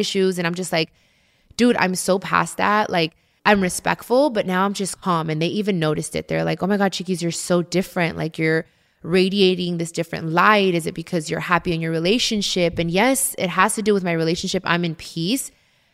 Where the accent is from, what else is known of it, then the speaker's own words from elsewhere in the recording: United States; I'm American and I'm proud to be American, but I'm also very proud to be Mexican